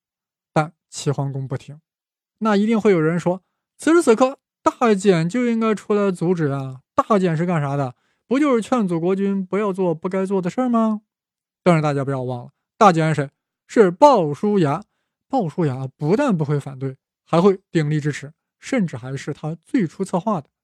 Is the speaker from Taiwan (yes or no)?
no; China; 我们大陆人啊，对这个成语不太熟悉啊